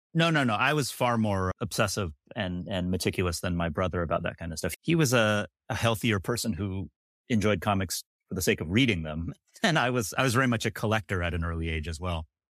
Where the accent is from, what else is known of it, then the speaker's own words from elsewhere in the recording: Sacramento, California, United States; I am from Sacramento, California